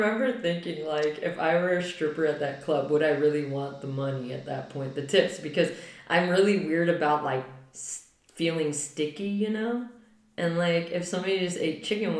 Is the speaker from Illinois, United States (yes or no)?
no; California, United States; moved away as an adult; now in Germany; I grew up in California.